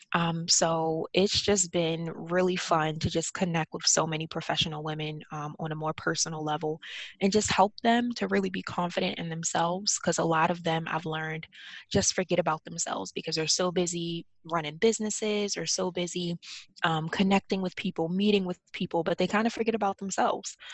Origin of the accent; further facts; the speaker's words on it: Baltimore, Maryland, United States; I'm from Baltimore, so um, I had to commute every day to work to DC